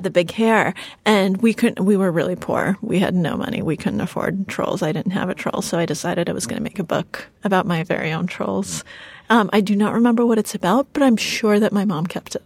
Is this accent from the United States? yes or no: yes; United States; English is a second language; we came to the United States when I was four years old and I didn't speak a word of English.